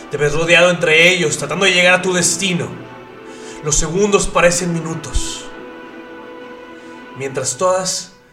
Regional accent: Monterrey, Nuevo León, Mexico; Yo soy de Monterrey

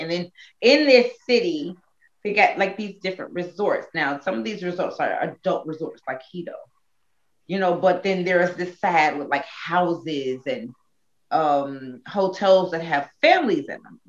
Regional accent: United States; It's so European, and I'm so American.

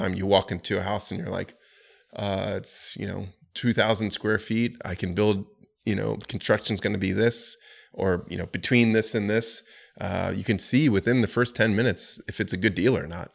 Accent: Florida, United States; also born or lived in New York City; now in Charlotte, United States; I'm from Florida, and I didn't enjoy having ninety degree weather year round

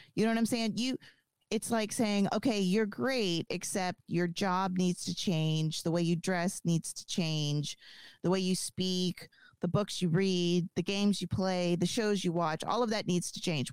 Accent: the South, United States; I was raised in the South.

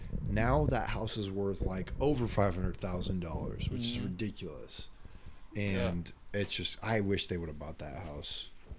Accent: Wales, United Kingdom; I'm Welsh. That's my background. Welsh.

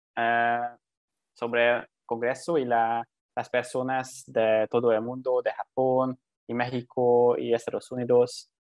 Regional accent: Hungary; Spanish is a second language; Magyarországról származom, és ott is élek

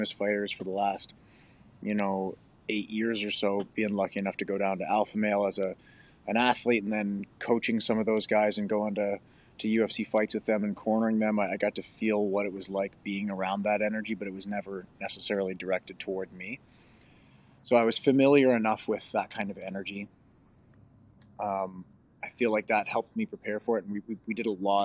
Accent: Canada

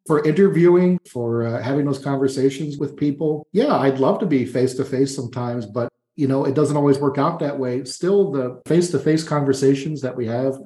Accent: New York, United States; moved away as an adult; now in Florianopolis, Brazil; I grew up in New York State and had never visited New York City

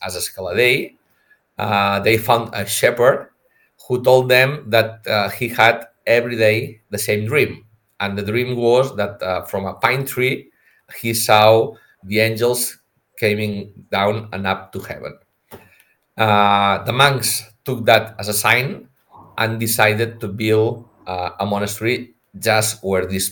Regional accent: Priorat, Catalonia, Spain; I'm from Priorat. So my family had vineyards.

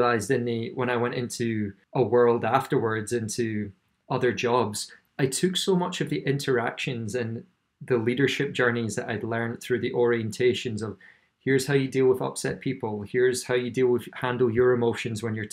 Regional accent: Scotland, United Kingdom; I grew up in Scotland.

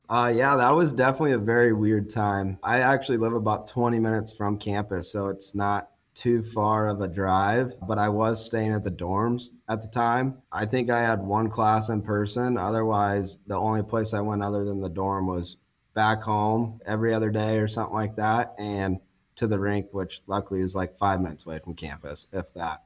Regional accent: Lincoln, Nebraska, United States; born and raised here in Lincoln

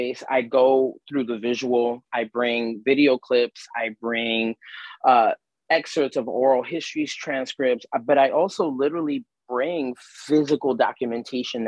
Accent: New York City, New York, United States; my hometown neighborhood of Bushwick

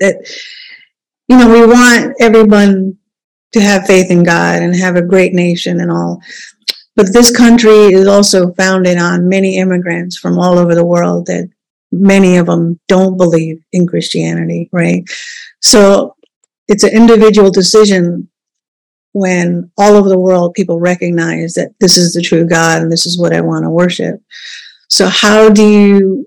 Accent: India; now in United States; I wasn't born here. I was born in India.

